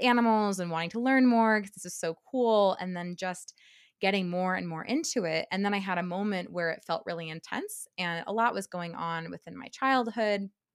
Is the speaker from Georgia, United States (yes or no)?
no; Silicon Valley, the Bay Area, California, United States; I grew up in California. Um, I I'm from the Silicon Valley, the Bay Area